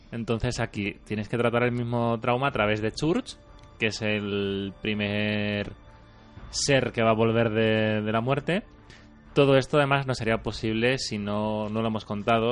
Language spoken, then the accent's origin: Spanish; Andalusia, Spain